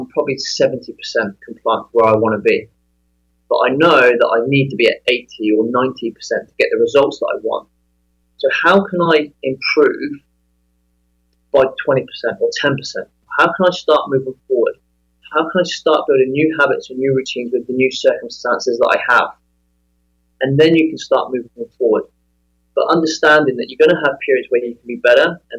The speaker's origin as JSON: {"language": "English", "region": "England", "country": "United Kingdom", "tie": "born or raised there", "also_born_or_lived": "Las Vegas", "moved": "as an adult", "said": "Growing up in England, I spent 28 years there"}